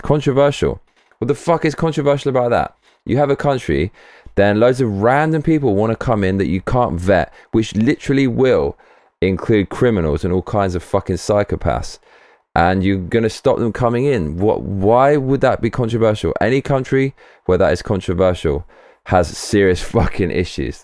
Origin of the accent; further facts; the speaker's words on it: United Kingdom; As a Brit